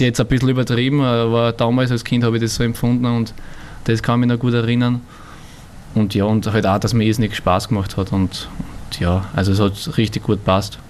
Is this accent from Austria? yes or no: yes; Burgenland, Austria; also born or lived in Vienna; gebürtiger Wiener, ich fühle mich da eher als Burgenländer